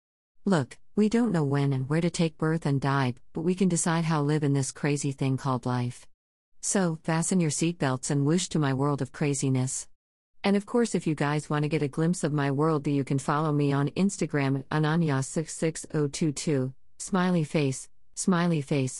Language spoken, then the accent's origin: English; India; I am from India.